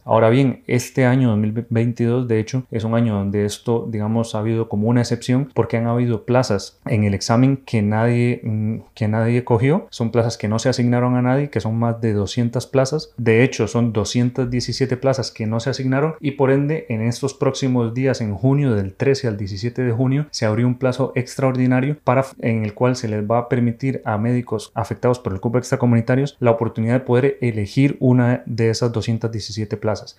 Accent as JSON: {"language": "Spanish", "country": "Costa Rica", "moved": "as an adult", "lives_now": "Spain", "said": "soy médico urólogo formado aquí en España, pero soy de Costa Rica"}